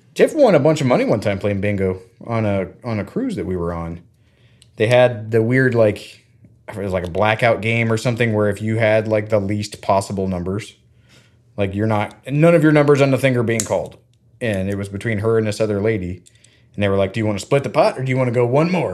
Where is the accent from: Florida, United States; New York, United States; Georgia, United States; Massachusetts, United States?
Florida, United States; I grew up in Florida